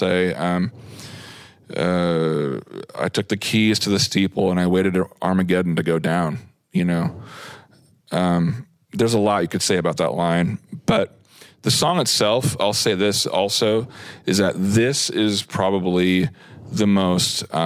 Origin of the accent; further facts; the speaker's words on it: Seattle, Washington, United States; as a Washingtonian, but as a citizen of Seattle